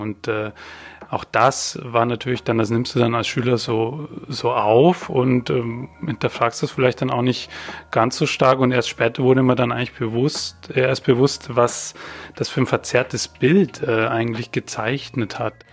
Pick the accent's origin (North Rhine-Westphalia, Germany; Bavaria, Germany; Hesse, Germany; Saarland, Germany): Bavaria, Germany; Weiden; moved away; ich bin in Bayern geboren und aufgewachsen